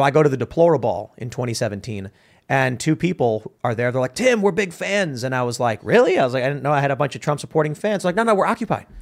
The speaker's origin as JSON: {"language": "English", "town": "Chicago", "region": "Illinois", "country": "United States", "tie": "born or raised there", "moved": "as an adult", "lives_now": "West Virginia, United States", "said": "I grew up in Chicago"}